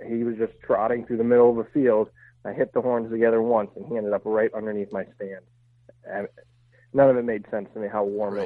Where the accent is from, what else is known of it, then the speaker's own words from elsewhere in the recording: Pennsylvania, United States; I grew up hunting in Pennsylvania